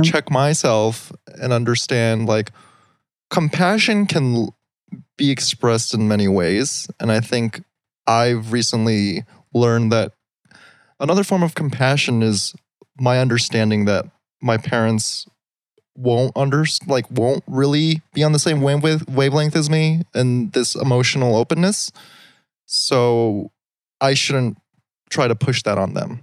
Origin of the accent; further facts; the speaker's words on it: El Paso, Texas, United States; I'm from El Paso.